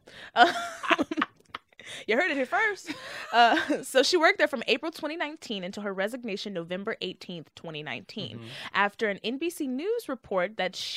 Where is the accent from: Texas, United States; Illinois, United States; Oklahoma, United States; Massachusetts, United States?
Texas, United States; Frisco; also born or lived in Dallas; 214. I'm actually from Frisco